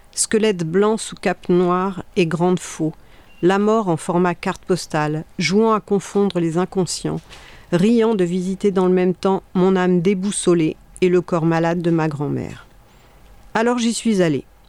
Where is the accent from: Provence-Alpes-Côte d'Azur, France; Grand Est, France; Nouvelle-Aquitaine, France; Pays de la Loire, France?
Pays de la Loire, France; Sarthe; je viens de la Sarthe